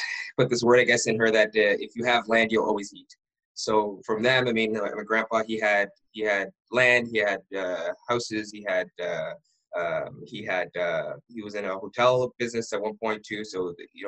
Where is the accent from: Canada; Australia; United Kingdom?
Canada; Ottawa, Ontario; I was born and raised in Ottawa